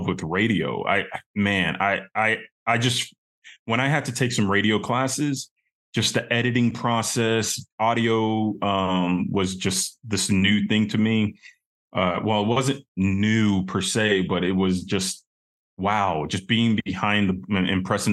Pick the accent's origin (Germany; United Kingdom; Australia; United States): United States; Sugar Land, Texas; moved away as an adult; also born or lived in New York City / Chicago; now in Big Island, Hawaii, United States; I grew up in Sugarland, Texas